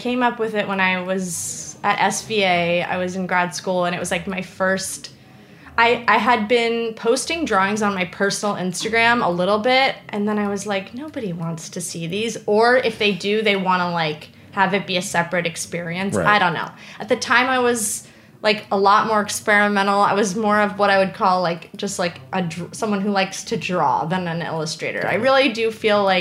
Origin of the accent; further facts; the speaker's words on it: New York, United States; I'm like a New Yorker